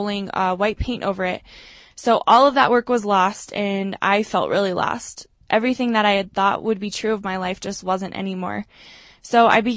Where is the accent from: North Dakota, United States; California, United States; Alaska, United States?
Alaska, United States; Eagle River; moved away as an adult; now in Denver, United States; I'm from Eagle River, Alaska